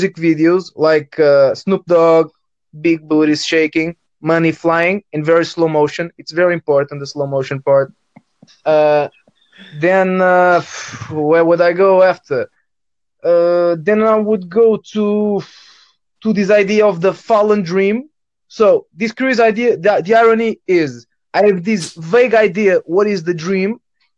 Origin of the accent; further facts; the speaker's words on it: Portugal; first language Portuguese; English is a second language; I'm from Europe, Portugal